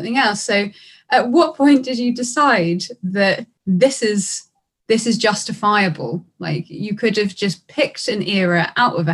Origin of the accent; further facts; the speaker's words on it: Brighton, South East England, United Kingdom; I'm from Brighton in the UK.